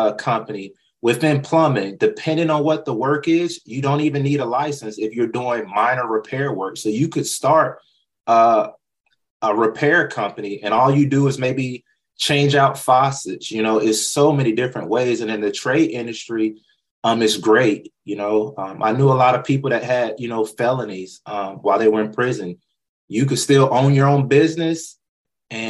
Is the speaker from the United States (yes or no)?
yes; North Carolina, United States; moved away; That's where I was born and raised